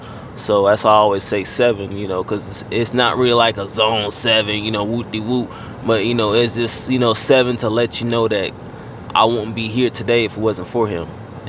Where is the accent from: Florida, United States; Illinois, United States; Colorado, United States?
Florida, United States; Fort Lauderdale; moved away; also born or lived in Georgia / Kansas; I'm not born and raised in Georgia. I'm born and raised in Fort Lauderdale, Florida.